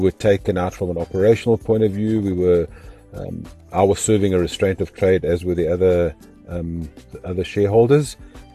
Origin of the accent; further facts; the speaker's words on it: Zimbabwe; now in South Africa; I was born in Zimbabwe and my parents had a sit-down restaurant.